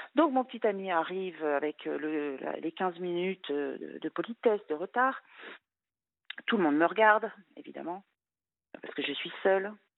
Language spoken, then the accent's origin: French; France; moved away as an adult; also born or lived in Luxembourg; je voulais rentrer en France